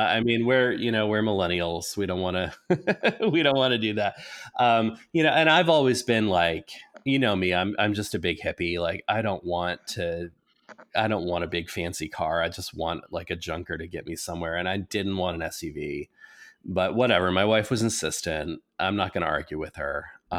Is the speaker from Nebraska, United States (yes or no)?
yes; Nebraska, United States; also born or lived in Massachusetts; I will say this, and this might be just because I was born in Massachusetts and raised in Nebraska, so I'm used to winters